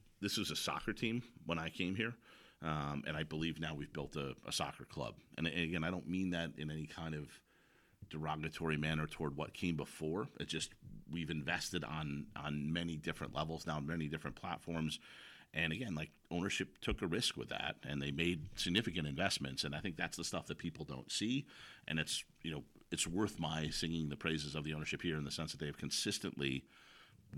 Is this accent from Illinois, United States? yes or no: yes; Chicago, Illinois, United States; now in Kirkland, United States; I grew up in Chicago